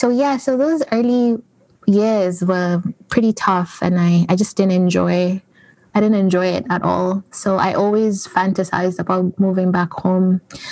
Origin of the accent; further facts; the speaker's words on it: Toronto, Ontario, Canada; moved away as an adult; also born or lived in Kenya; I guess I'm coming from Canada, Toronto. I've lived in Canada for about 15 years. And I am originally from Kenya. That is where I was born, but I moved to Canada when I was really young.